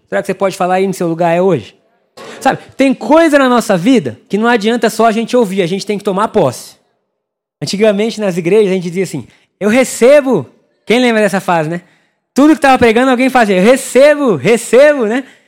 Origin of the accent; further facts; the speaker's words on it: Brazil; nós somos brasileiros